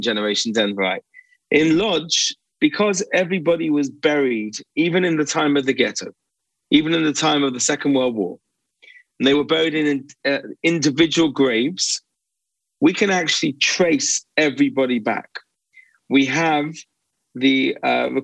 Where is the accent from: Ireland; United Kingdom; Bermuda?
United Kingdom; accent: British; moved away as an adult; now in Israel; I grew up in Britain, and I moved to Israel when I was 18.